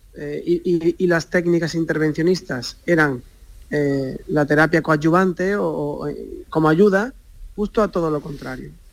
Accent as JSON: {"language": "Spanish", "town": "Barbate", "region": "Andalusia", "country": "Spain", "tie": "born or raised there", "moved": "as an adult", "lives_now": "Cádiz, Spain", "said": "yo soy de Barbate, eh, me he criado allí en, Barbate"}